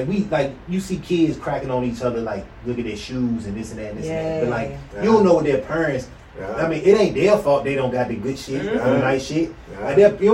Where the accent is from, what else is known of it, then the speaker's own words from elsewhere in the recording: Virginia, United States; We went to Vegas. We from Virginia.